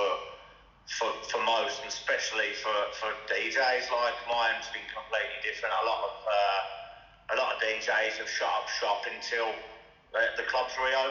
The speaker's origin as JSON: {"language": "English", "town": "Crawley", "region": "South East England", "country": "United Kingdom", "tie": "born or raised there", "moved": "yes", "lives_now": "Birmingham, United Kingdom", "said": "where I was from, am from in Crawley"}